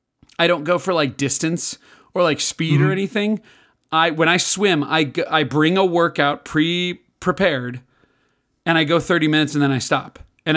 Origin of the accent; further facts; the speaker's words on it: Libertyville, Illinois, United States; I grew up in Libertyville, Illinois. Went to Libertyville High School, the Wildcats.